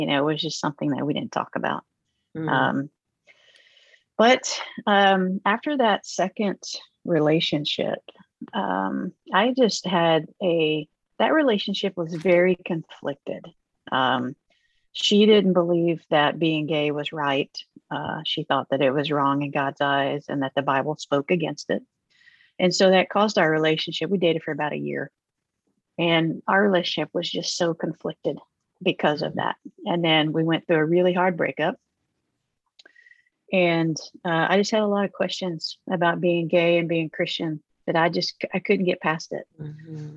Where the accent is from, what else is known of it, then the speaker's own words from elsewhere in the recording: Oklahoma, United States; I grew up in Oklahoma